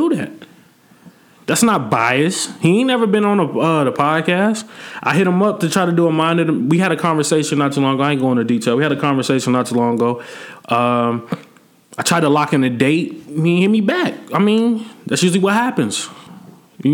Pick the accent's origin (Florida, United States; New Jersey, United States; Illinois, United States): Illinois, United States; Peoria; I'm not from that soil. I don't drink that water, bro. Like, I'm from Peoria